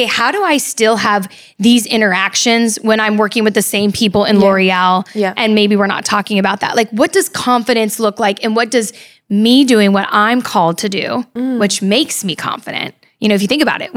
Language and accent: English; California, United States; moved away as an adult; also born or lived in Midwest; I went to the Midwest to go to school. I'm from California